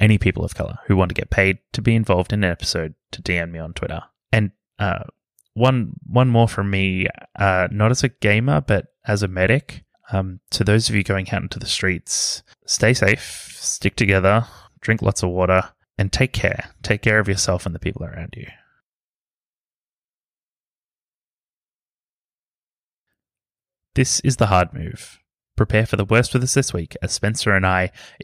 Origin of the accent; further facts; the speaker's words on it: Australia; As an Australian, I'm careful to not comment too much on the American experience